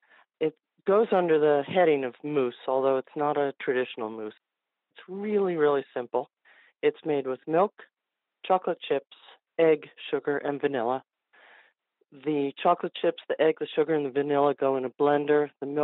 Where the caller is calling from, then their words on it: New Jersey, United States; From New Jersey.